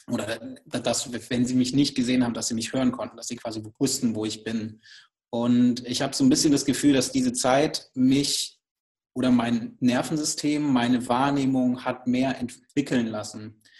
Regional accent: Baden-Württemberg, Germany; Also ich bin ähm, auf einem kleinen Hof aufgewachsen im Schwarzwald und kann sich das wirklich so vorstellen, einfach am Ende der Welt, äh, sogar ähm, im Schwarzwald am Ende eines Landkreises

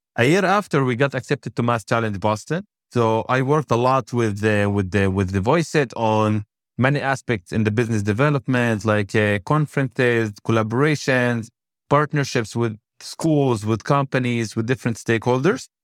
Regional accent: Shefa-'Amr, Northern District, Israel; I born and raised in Shafamir

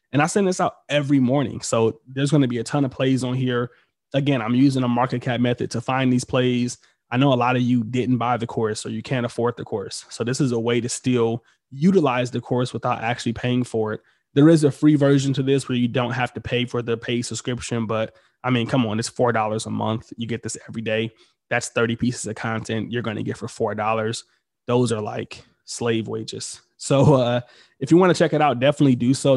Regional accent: Detroit, Michigan, United States; I'm from Detroit

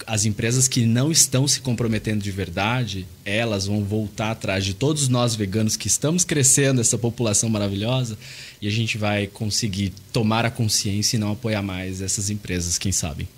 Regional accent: São Paulo, Brazil; moved away as an adult; now in Curitiba, Brazil; eu vim de São Paulo, mas atualmente eu moro em Curitiba há nove anos.

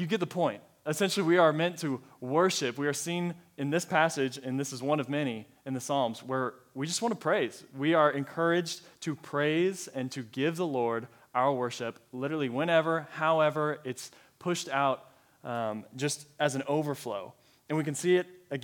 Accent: Colorado, United States; moved away as an adult; also born or lived in Texas; now in Allen, Texas, United States; I am originally from Colorado. It's my home state, born and raised there, and then moved down to Texas a couple years ago, and I have stayed

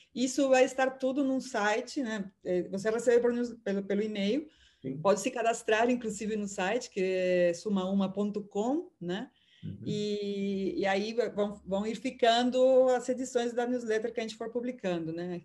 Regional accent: Peru; now in Brazil; sou do Peru

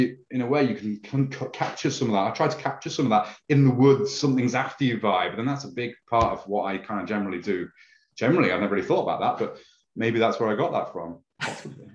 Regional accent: Lincoln, East Midlands, United Kingdom; We've got a lovely castle, a lovely medieval city where I live in Lincoln

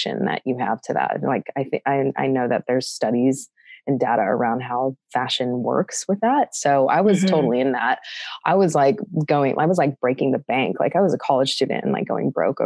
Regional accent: California, United States; also born or lived in San Diego; So I grew up in California. I'm half Australian.

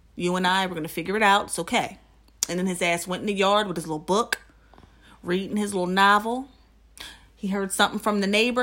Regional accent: New Jersey, United States; now in Philadelphia, United States; I'm from Jersey. I'm suburban.

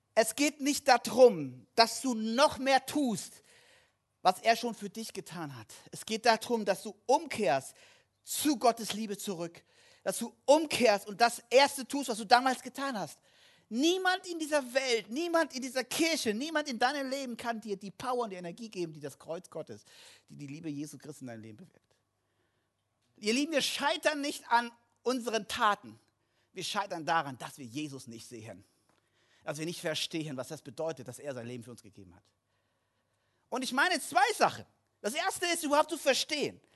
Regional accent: Kassel, Hesse, Germany; moved away; Kassel, wo ich herkomme

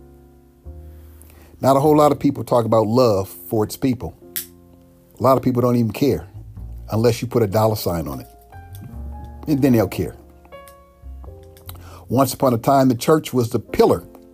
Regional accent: United States; black people born and raised in America

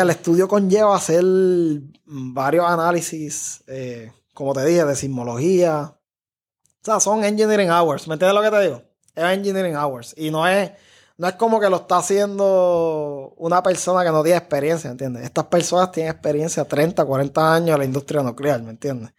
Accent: Cidra, Puerto Rico; moved away as an adult; yo crecí en Sidra, o sea, yo no crecí en San Juan, estudié en escuela pública

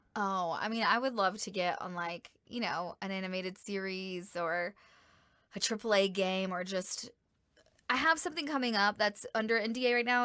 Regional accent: Georgia, United States; moved away as an adult; now in El Paso, United States; my hometown and in the state of Georgia

